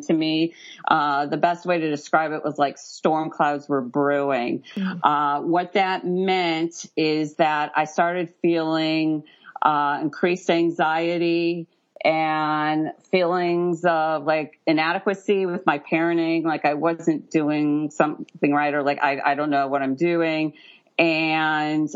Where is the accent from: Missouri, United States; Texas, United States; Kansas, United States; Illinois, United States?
Missouri, United States; St. Louis; moved away; also born or lived in Central Florida; I'm from St. Louis, Missouri originally